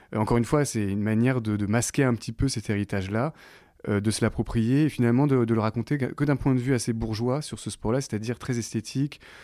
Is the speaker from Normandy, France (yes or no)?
yes; Caen, Normandy, France; autour de Caen, là où j'ai grandi